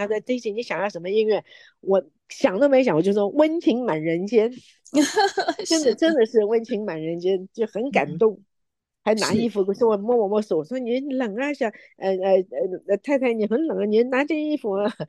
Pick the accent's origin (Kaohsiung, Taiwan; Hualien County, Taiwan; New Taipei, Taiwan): New Taipei, Taiwan; Yonghe; moved away as an adult; now in United States; 我是生长在台湾，我在永和长大的